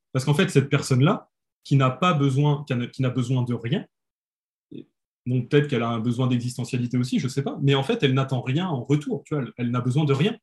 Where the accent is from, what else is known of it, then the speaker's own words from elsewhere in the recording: France; on est français